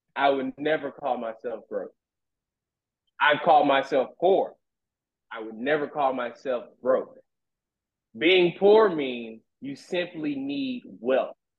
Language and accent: English; Shreveport, Louisiana, United States; I'm from Shreveport, Louisiana